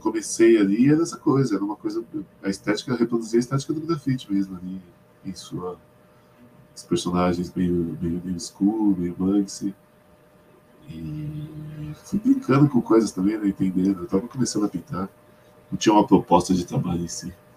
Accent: São Paulo, Brazil; tinha bastante pichador na onde eu morava, eu sou de Perus

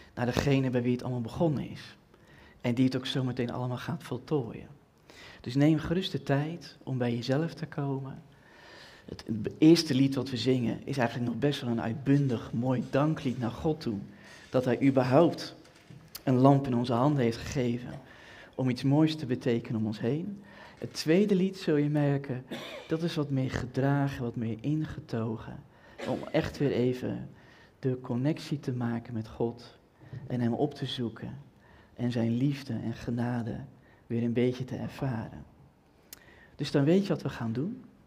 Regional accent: Twente, Overijssel, Netherlands; ik kom uit Twente

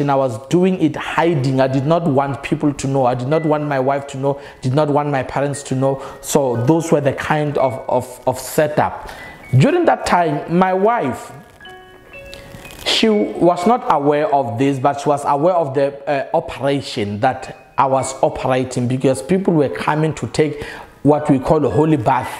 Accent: South Africa; I come from South Africa

